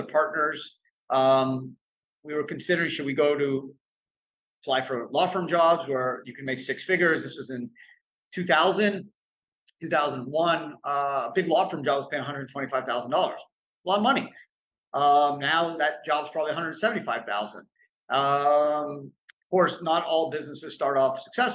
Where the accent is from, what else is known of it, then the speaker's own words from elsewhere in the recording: Canada; now in United States; I grew up in Canada